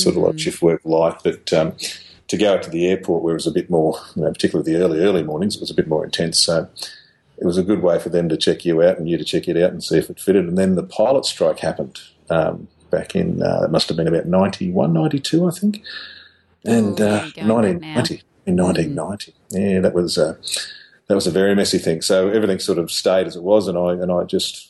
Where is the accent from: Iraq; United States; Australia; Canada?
Australia; Cumnock, New South Wales; also born or lived in Toowoomba; now in Brisbane, Australia; my hometown, which is Cumnock, down in western New South Wales